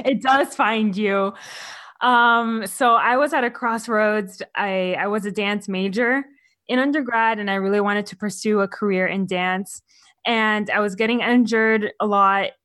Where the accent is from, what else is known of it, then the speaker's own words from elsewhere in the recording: Miami, Florida, United States; moved away as an adult; now in California, United States; I'm from Florida